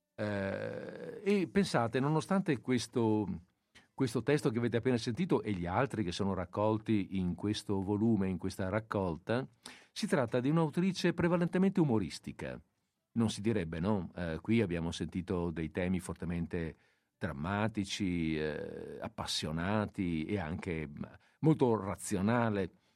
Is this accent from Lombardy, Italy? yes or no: no; Veneto, Italy; dalle nostre parti, nel Veneto